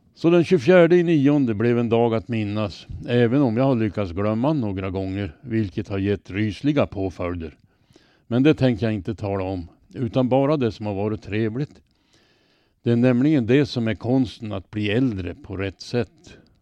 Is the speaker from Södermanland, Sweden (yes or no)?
no; Robertsfors, Västerbotten County, Sweden; now in Örnsköldsvik, Sweden; jag kommer ifrån Robertsfors. Där fanns det i min barndom gott om bomänner